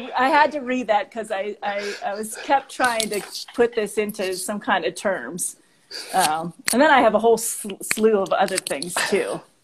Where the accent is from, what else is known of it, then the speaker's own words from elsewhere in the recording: Monroeville, Pennsylvania, United States; moved away as an adult; also born or lived in Chicago, Illinois; now in Denver, United States; I grew up in um, Monroeville, which is outside of Pittsburgh, Pennsylvania, so a suburb mm. of Pittsburgh.